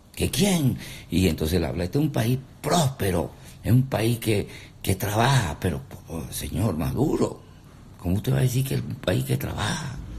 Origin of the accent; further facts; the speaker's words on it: Venezuela; nosotros los venezolanos somos echadores de broma